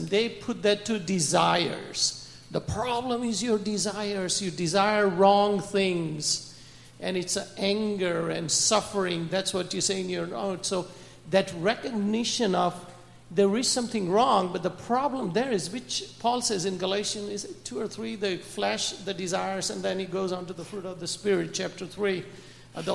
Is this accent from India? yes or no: yes; India; and then I have talked to Buddhist people in India also. I'm from India.